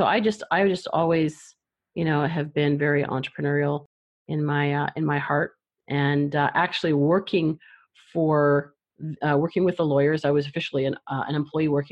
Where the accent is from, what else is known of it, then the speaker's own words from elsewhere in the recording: Canada; moved away; also born or lived in Toronto; I'm from Canada, so that was back in Toronto